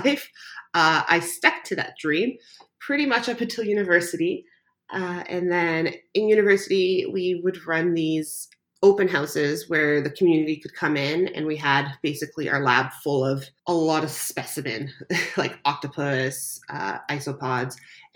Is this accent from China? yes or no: no; Canada; also born or lived in Croatia; Growing up, I moved to Canada when I was a baby. I was born in Croatia, and almost every summer, my parents would ship my sister and I back to Croatia